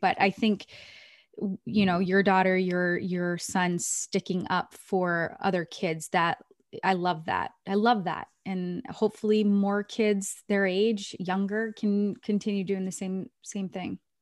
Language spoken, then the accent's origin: English; Maine, United States; moved away; I grew up in Maine